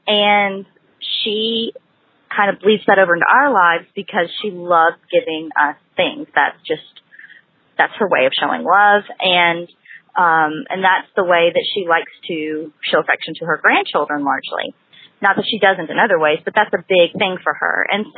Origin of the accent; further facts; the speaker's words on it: Huntsville, Alabama, United States; I'm from Huntsville, Alabama.